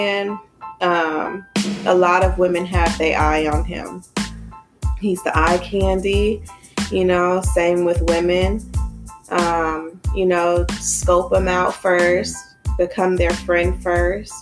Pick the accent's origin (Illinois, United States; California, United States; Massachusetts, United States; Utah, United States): California, United States; Los Angeles; moved away as an adult; now in Atlanta, United States; I'm from Los Angeles, California, born and raised